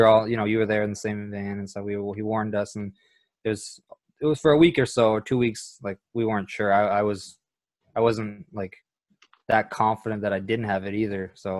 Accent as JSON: {"language": "English", "country": "Canada", "said": "Like we're from Canada"}